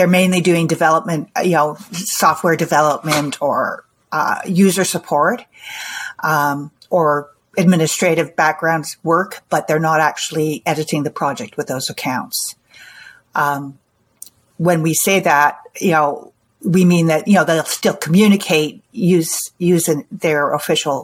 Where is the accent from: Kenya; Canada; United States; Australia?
Canada; I'm from Canada. I live near Toronto.